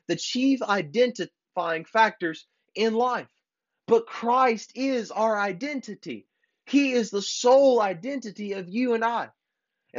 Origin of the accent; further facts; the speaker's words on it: United States; I'm glad to be an American